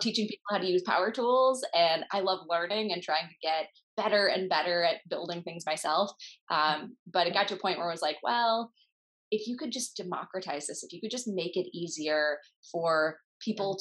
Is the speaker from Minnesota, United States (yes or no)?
yes; Minnesota, United States; also born or lived in Kansas City; I grew up in Minnesota